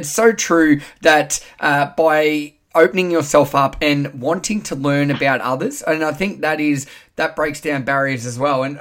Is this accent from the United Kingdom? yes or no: yes; Wales, United Kingdom; Hi, I'm …. I'm from Wales.